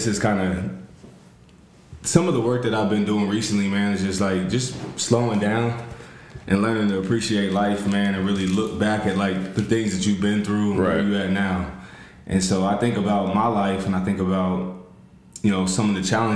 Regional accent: Columbus, Ohio, United States; so I'm from, born and raised in Columbus. Live in Columbus still.

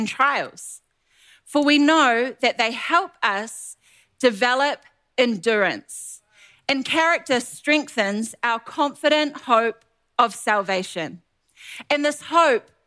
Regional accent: New Zealand; moved away as an adult; now in Ottawa, Canada; We are originally from New Zealand.

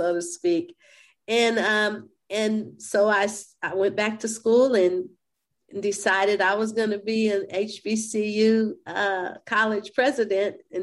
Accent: San Antonio, Texas, United States; I owned and operated my pharmacy in San Antonio, Texas, which is my hometown.

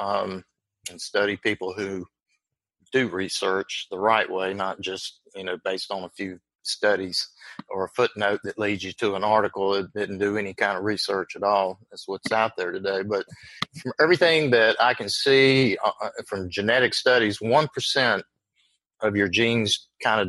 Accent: Virginia, United States; accent: Southern; also born or lived in North Carolina / South Carolina; I grew up in the South, in Virginia

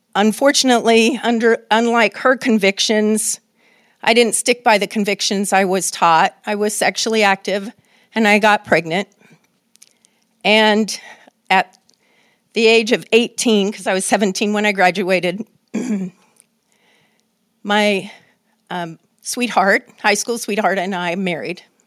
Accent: Oakland, California, United States; living in the United States of America and growing up in Oakland

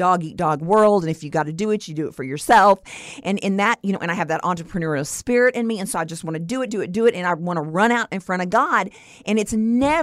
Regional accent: Stephenville, Texas, United States; my hometown of Stephenville, Texas

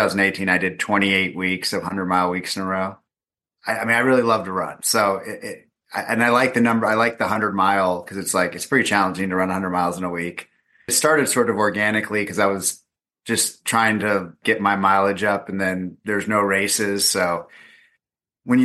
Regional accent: Southern California, United States; I'm from Southern California

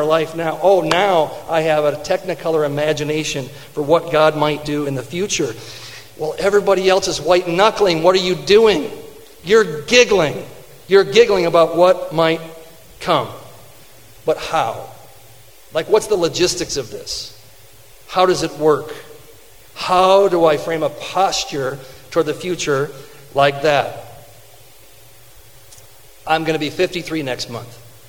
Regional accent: Fenton, Michigan, United States; I grew up in Fenton.

